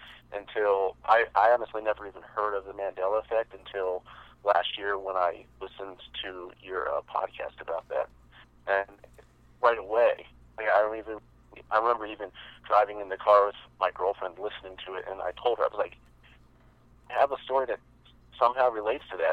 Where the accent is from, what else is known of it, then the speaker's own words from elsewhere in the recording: Bucks County, Pennsylvania, United States; I'm actually from Bucks County, which is where Signs was filmed